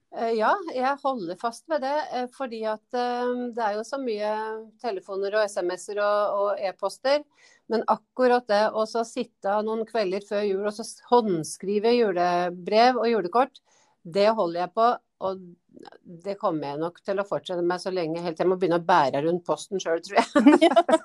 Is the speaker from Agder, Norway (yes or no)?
no; Gjøvik, Innlandet, Norway; moved away as an adult; also born or lived in Toten / Lillehammer; now in Hadeland, Norway; opplending opprinnelig, da. For at jeg er født på Toten. vokser jo på Gjøvik